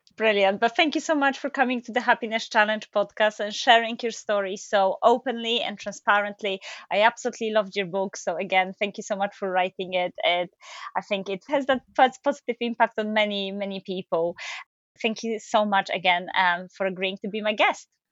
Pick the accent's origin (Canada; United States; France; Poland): Poland; moved away as an adult; now in United Kingdom; I come from Poland.